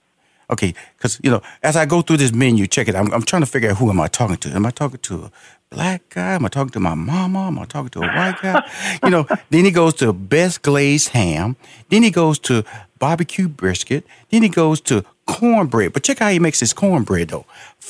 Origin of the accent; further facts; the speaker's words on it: Houston, Texas, United States; also born or lived in Chicago / Los Angeles; now in Atlanta, United States; I live currently in Atlanta since 2007, and I was born and raised in Houston, Texas.